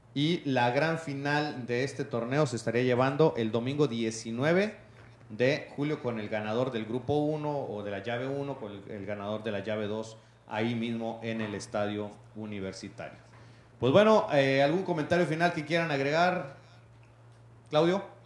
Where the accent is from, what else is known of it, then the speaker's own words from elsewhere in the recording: Mexico; Todos tenemos que llevar una responsabilidad civil como ciudadanos, como mexicanos